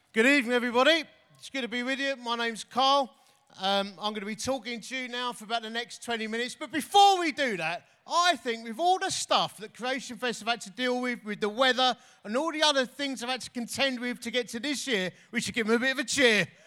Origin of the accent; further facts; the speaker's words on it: Essex, East of England, United Kingdom; I'm from Essex